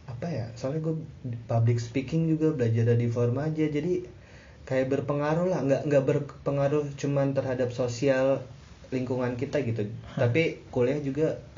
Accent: Jabodetabek, Indonesia; soalnya kan ya kita kita dari Jabodetabek kan udah biasa lah ngomong lo gue gitu

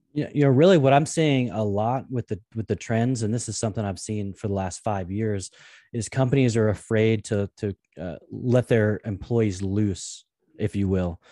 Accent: Portland, Oregon, United States; I grew up in the Pacific Northwest in Portland, Oregon

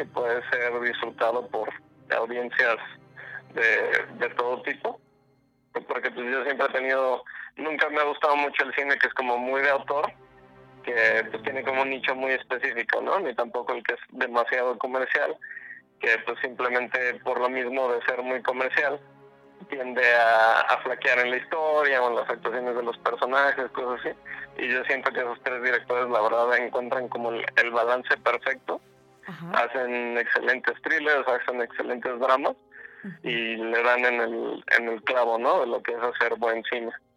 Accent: Cabo San Lucas, Baja California Sur, Mexico; also born or lived in Guadalajara; yo soy de Cabo San Lucas

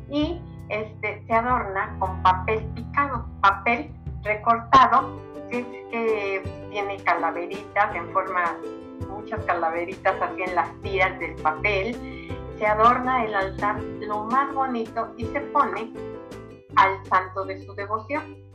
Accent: Mexico; nosotros los mexicanos los festejamos

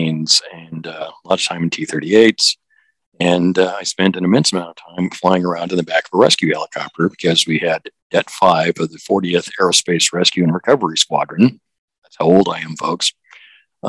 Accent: Los Angeles, California, United States; moved away; I'm originally from California. I was born and raised out there. I'm one of the few natives of Los Angeles

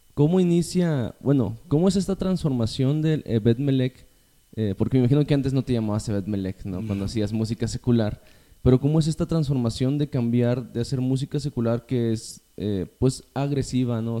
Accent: General Escobedo, Nuevo León, Mexico; yo crecí, pues, en Escobedo

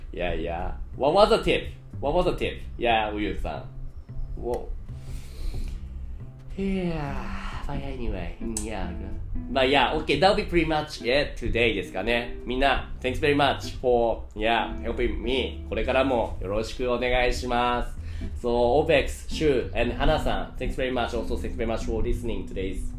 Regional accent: Melbourne, Victoria, Australia; first language English; now in Hong Kong; Originally from Melbourne in Australia.

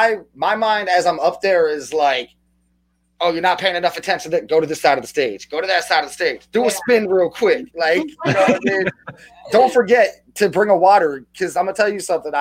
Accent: New Jersey, United States; I'm from New Jersey. I'm real close to New York

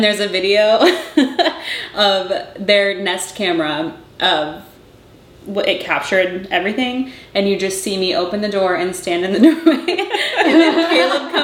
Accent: Indiana, United States; now in Los Angeles, United States; we're from Indiana, and I feel like tornadoes we're not that scared

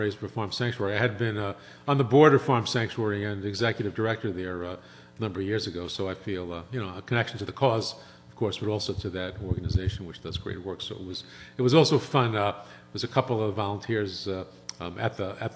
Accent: New York City, New York, United States; moved away as an adult; I grew up in Brooklyn, was a kid in Brooklyn, a mom and dad and a younger sister

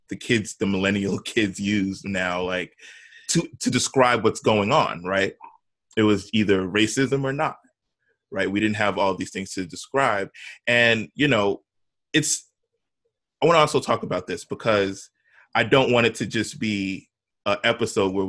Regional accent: New York City, New York, United States; we grew up in Soho

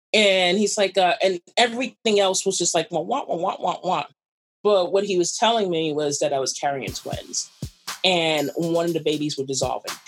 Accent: New York City, New York, United States; I'm a weird New Yorker. I'm a New Yorker to actually talk to people

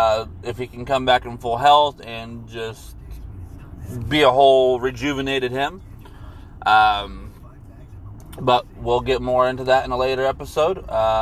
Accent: Anderson, Indiana, United States; I was born and raised in Anderson, Indiana.

